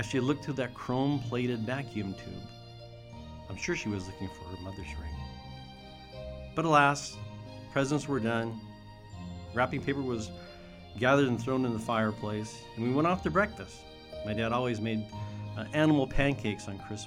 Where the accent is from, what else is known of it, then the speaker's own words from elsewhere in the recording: Brewster, United States; my family, growing up in Brewster, we always knew the reason for the season